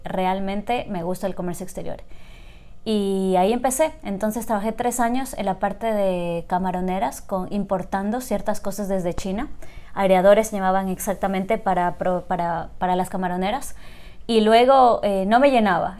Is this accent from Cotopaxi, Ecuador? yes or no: no; Loja, Ecuador; moved away as an adult; also born or lived in Guayaquil; yo nací y crecí en Loja hasta el colegio.